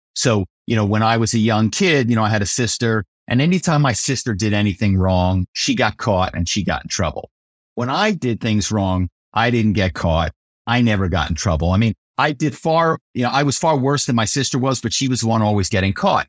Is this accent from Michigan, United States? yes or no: no; Philadelphia, Pennsylvania, United States; moved away as an adult; also born or lived in New York; I come from Philadelphia, and my family is very well known in the automobile business